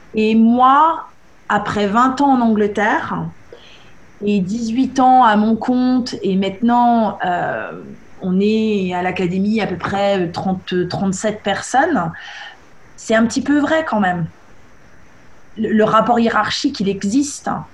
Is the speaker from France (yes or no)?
yes; France; moved away as an adult; now in England, United Kingdom; en tant que français